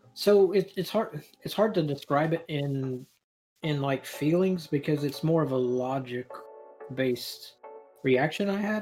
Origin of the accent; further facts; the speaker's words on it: Northeast Alabama, United States; moved away as an adult; also born or lived in San Diego, California; I'm just a white boy from Northeast Alabama